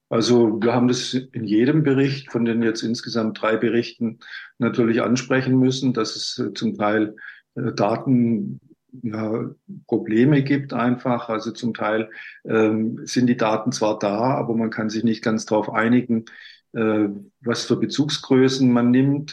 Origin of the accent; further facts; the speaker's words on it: Bavaria, Germany; moved away; also born or lived in Baden-Württemberg; ich bin ja in, in in Bayern sozusagen groß geworden, wissenschaftlich auch